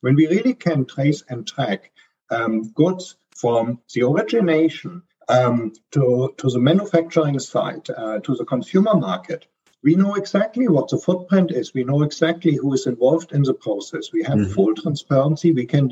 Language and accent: English; Germany; accent: German; English is a second language; I'm a German, as you can hear from my strong accent, I'm based here out of Frankfurt, Germany